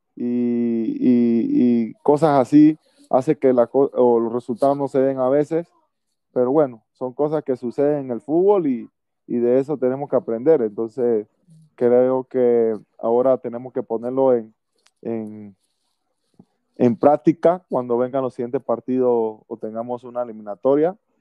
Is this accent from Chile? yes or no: no; Panama